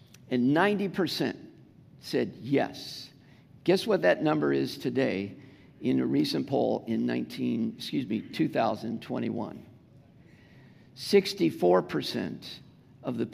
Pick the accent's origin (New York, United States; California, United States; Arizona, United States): California, United States; Southern; accent: Southern California; my Southern California accent